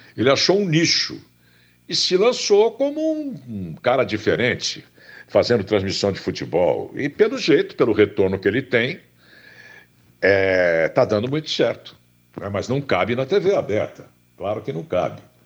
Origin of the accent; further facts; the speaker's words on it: Campinas, São Paulo, Brazil; no interior do estado de São Paulo, em Campinas, onde, onde eu nasci.